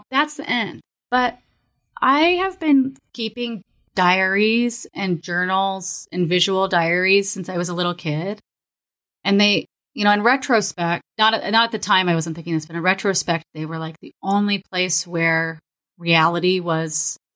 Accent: Florida, United States; also born or lived in Kansas; I'm from. We, I grew up in Florida and Kansas.

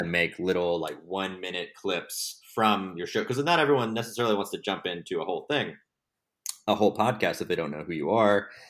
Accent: Texas, United States; moved away as an adult; now in Los Angeles, United States; I'm from Texas originally. I moved out to Los Angeles in twenty fourteen to work in television

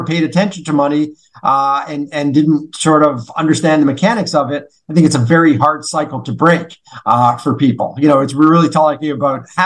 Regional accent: Canada; growing up in Canada

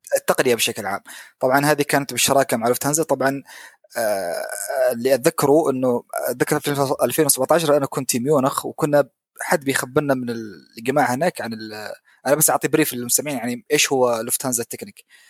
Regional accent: Oman; طيران السلام عندنا في عمان

